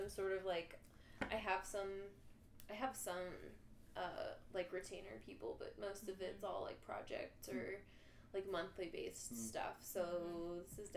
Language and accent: English; Hermann, Missouri, United States; now in St. Louis, United States; I'm from Herman, which is, like, sort of the same, but in Missouri, like, small town sort of thing